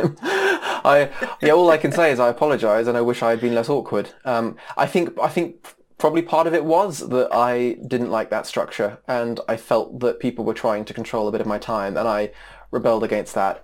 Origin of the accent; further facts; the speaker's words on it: United States; moved away; being an American with, you know, blonde hair